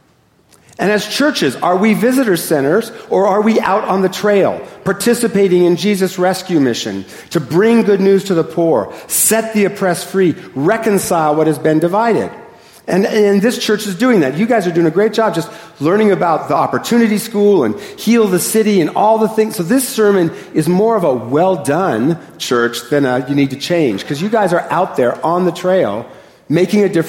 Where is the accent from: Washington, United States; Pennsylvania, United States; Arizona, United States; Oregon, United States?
Washington, United States; Seattle; I am a northerner and I am from Seattle, so I speak very quickly